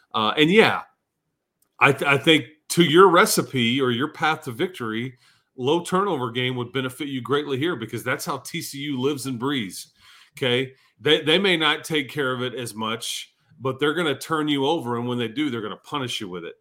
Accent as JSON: {"language": "English", "town": "Fort Worth", "region": "Texas", "country": "United States", "moved": "yes", "said": "I'm from Fort Worth"}